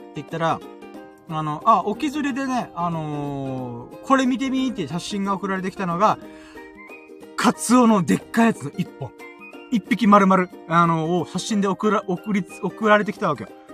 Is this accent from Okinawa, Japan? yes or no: yes; Okinawa, Japan; 32年間沖縄で生まれ育って